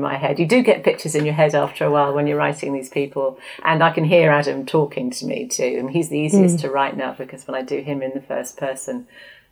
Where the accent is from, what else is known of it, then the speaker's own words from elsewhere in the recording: Oxford, South East England, United Kingdom; my hometown